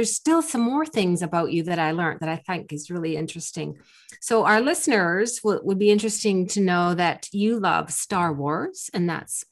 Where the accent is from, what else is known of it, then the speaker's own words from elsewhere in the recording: Canada; I'm Canadian